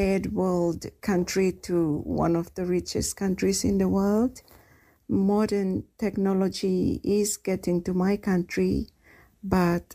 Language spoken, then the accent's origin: English; Solomon Islands; now in Tipperary, Ireland; I am from the Solomon Islands.